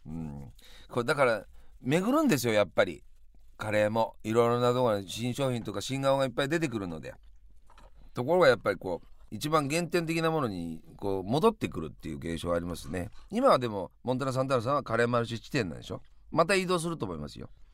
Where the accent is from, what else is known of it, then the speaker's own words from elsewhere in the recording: Yamanashi, Japan; 田舎でしか育んで、山梨しか知らないおふくろに育てられていた